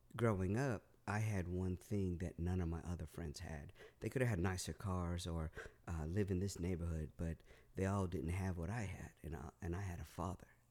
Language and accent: English; Northern California, United States; also born or lived in Los Angeles, California / North Carolina; We moved from Southern to Northern California